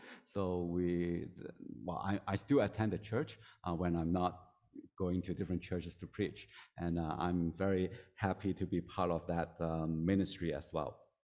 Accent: Hong Kong; English is a second language; moved away; So I came from Hong Kong 2005. So this is my 18th year here.

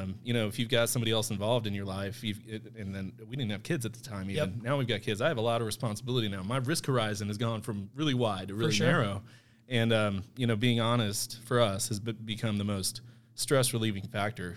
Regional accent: Central Missouri, United States; also born or lived in Kansas; I'm from Central Missouri.

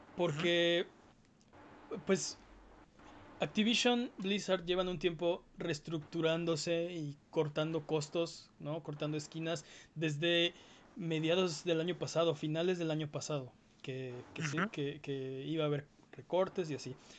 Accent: Mexico; los que somos de México

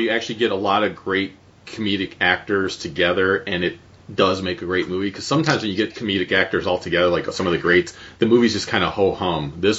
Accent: Cleveland, Ohio, United States; I grew up in Cleveland, loved the Indians, always have loved the Indians.

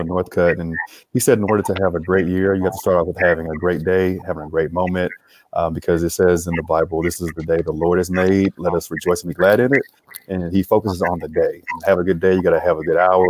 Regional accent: Grenada, Mississippi, United States; moved away as an adult; now in Dallas, United States; born and raised in Grenada, Mississippi

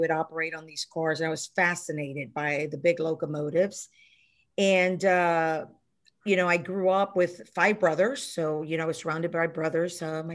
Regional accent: Houston, Texas, United States; I grew up in Houston, Texas

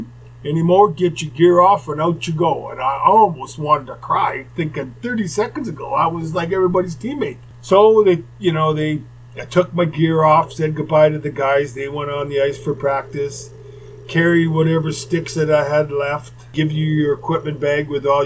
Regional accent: Winnipeg, Manitoba, Canada; moved away; Growing up in Winnipeg

